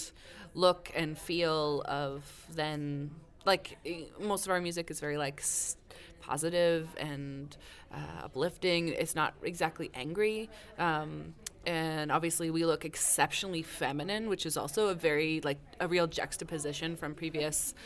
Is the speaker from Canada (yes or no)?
yes; Saskatchewan, Canada; I'm from Saskatchewan.